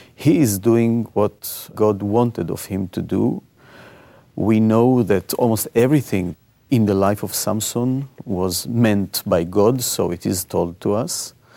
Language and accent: English; Israel; I was born in Israel.